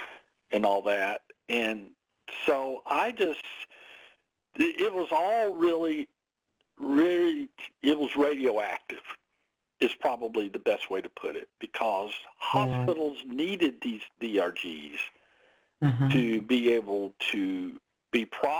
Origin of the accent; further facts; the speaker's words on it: the South, United States; I'm from the South. We say here in the South, I'm fixing to go somewhere